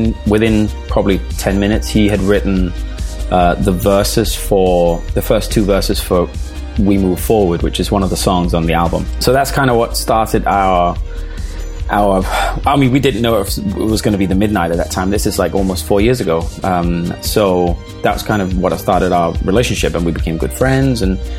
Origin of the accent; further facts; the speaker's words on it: Denmark; English is a second language; also born or lived in England; now in Los Angeles, United States; I'm from Denmark originally. I'm born and raised in Denmark. My dad is Scottish, but moved to Denmark like 45 years ago or something.